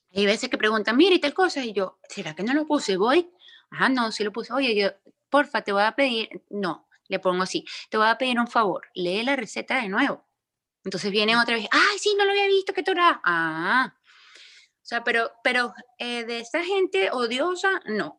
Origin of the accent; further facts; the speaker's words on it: Venezuela; moved away; yo no vivo en Venezuela, yo soy venezolana, pero yo no vivo en Venezuela